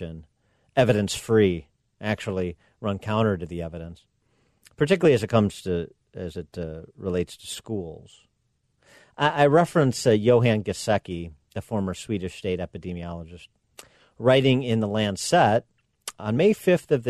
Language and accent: English; Illinois, United States; my home state of Illinois, in the Chicago metro area